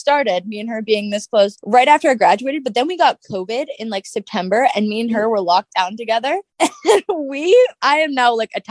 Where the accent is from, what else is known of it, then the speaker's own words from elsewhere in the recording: Devon, Alberta, Canada; also born or lived in Lacombe, Alberta; I was born in Lacombe. I lived in Lacombe until I was around 4. And then we moved to Devon.